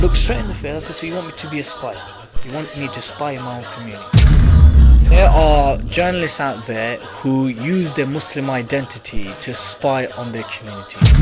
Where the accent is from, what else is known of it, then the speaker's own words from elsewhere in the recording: United Kingdom; I was born here. I'm as British as you, sir